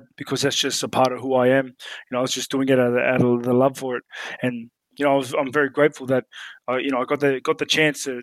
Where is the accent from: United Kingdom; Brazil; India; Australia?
Australia; also born or lived in New Zealand; I was born in New Zealand, but like literally within a few months, I was moved to Australia and I was completely raised in Australia